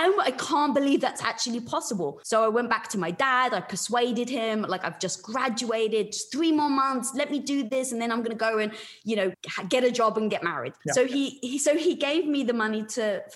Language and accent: English; London, United Kingdom; moved away; I was brought up in London, which of course is a bus metropolis.